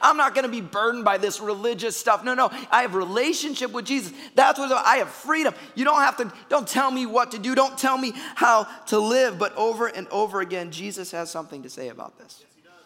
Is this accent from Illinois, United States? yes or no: yes; Chicago, Illinois, United States; moved away; I'm a Bears fan. I'm from Chicago.